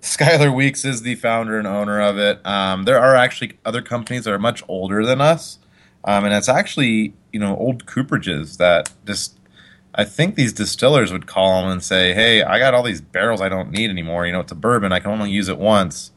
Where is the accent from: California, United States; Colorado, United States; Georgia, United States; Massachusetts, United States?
Colorado, United States; also born or lived in Utah; I moved here when I was about five